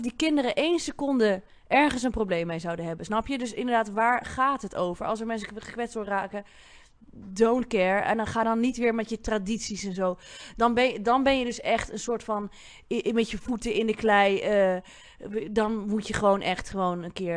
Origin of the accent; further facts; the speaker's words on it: Bussum, North Holland, Netherlands; ik kom ook uit Bussum